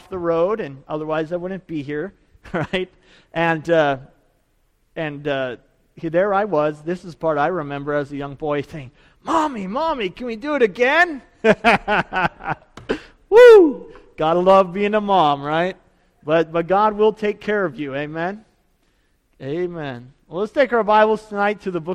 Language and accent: English; Idaho, United States; moved away; I grew up in Idaho, and we had a ski hill